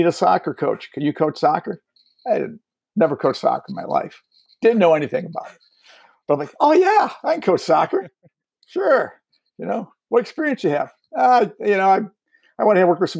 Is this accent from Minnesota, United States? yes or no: no; Cleveland, Ohio, United States; moved away; I'm from Ohio, around Cleveland area originally. Played football and did track there